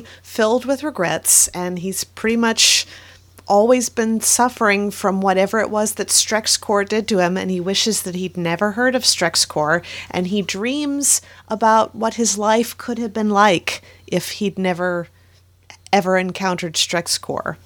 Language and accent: English; Florida, United States; Elizabeth and I grew up in Florida